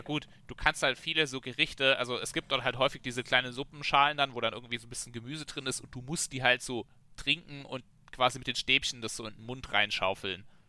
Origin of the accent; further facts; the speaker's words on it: Germany; als Deutscher trinkst du so dein Bier